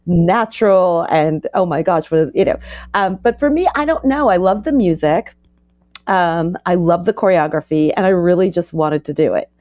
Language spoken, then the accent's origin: English; New York, United States; I was from New York. came back to New York